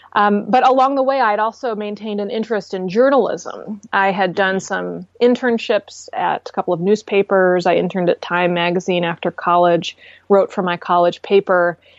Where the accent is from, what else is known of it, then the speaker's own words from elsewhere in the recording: Glen Ellyn, Illinois, United States; Well, I grew up outside of Chicago, about 20 miles west of the city in a town called Glen Ellen